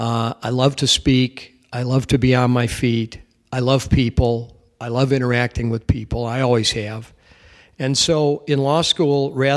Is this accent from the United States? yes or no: yes; Chicago, Illinois, United States; I grew up in Chicago.